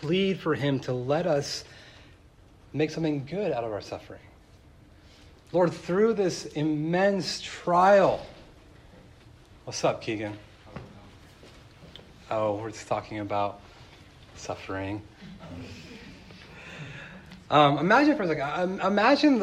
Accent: Tehachapi, California, United States; moved away; also born or lived in Chicago; I made friends in my hometown of Tehachapi, California, and I left

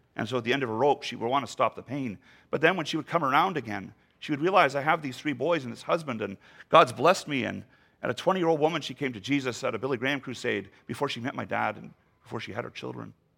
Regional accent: Canada; the poorest province in our country

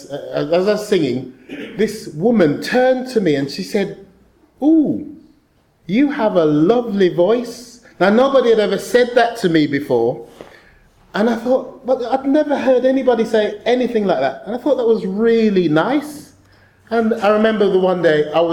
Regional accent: Birmingham, West Midlands, United Kingdom; I was born in Selly Oak Hospital, not too far from here.

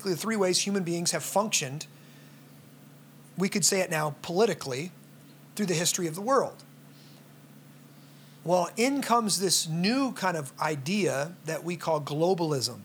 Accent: United States; I'm from America.

